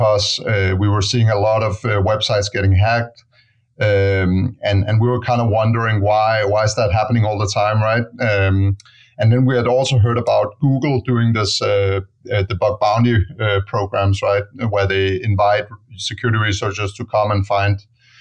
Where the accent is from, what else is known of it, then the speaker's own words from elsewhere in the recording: Denmark; moved away as an adult; now in San Francisco, United States; I'm originally from Denmark